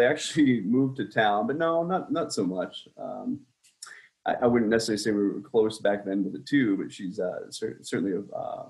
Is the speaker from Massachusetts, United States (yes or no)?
yes; Boston, Massachusetts, United States; accent: Boston; So I've lost my accent. I went to school again in Connecticut in the military. They beat you up pretty bad for having that Boston accent.